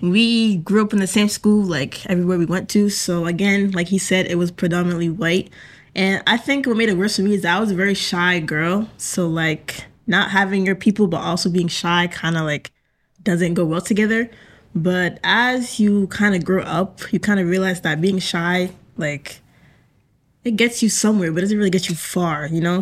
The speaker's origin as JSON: {"language": "English", "town": "Hingham", "region": "Massachusetts", "country": "United States", "said": "I am from Hingham."}